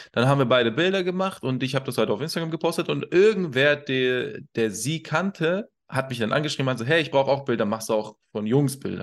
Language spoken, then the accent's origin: German; Iran; also born or lived in Kassel, Germany; now in Hannover, Germany; Also ich, ich wohne in Hannover. Äh, vorher habe ich in Kassel sehr lange gelebt und ursprünglich, gebürtig, komme ich aus dem Iran